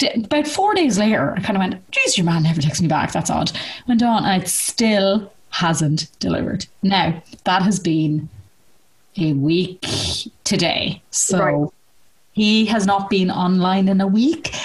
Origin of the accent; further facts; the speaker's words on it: Ireland; we grew up in Ireland